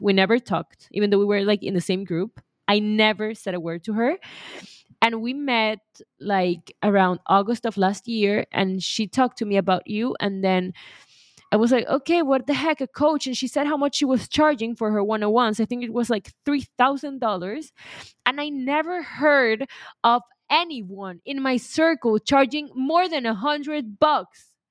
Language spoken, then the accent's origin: English; Venezuela; I'm from Venezuela